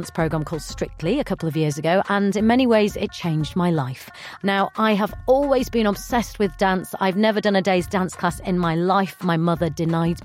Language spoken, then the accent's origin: English; Bradford, Yorkshire and the Humber, United Kingdom; I am from Bradford, which is right next to Leeds, so I'm from West Yorkshire.